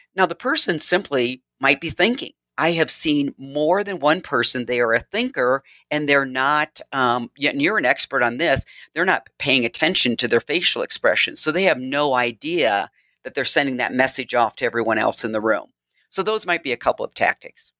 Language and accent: English; Midwest, United States; I am from the Midwest